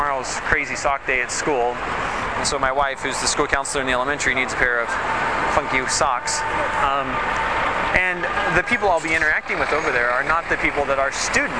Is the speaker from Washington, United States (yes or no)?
yes; Spokane, Washington, United States; moved away as an adult; also born or lived in Saudi Arabia; now in Shanghai, China; I'm originally from Spokane, Washington, and taught for 3 years in the States